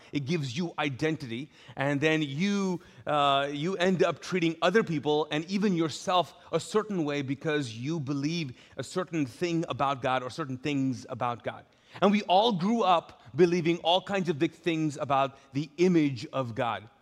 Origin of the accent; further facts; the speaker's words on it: Pakistan; I'm Pakistani, my, my, my, dad was uh, born and raised in Pakistan.